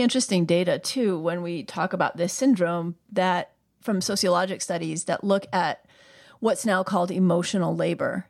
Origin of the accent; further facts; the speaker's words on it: New York, United States; my upbringing as a New Yorker